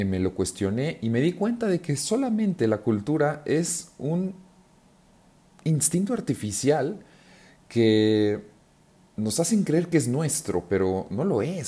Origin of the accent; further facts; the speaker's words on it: Mexico; yo que soy mexicano